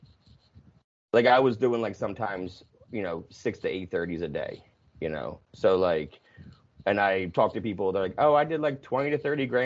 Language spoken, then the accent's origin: English; New Jersey, United States; also born or lived in Pennsylvania; I grew up in Jersey